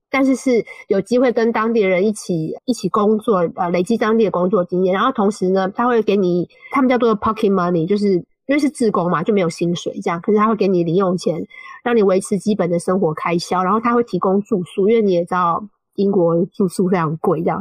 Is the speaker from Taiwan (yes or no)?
yes; Taiwan; first language Mandarin Chinese; moved away as an adult; also born or lived in China; now in United Kingdom; 我是来自台湾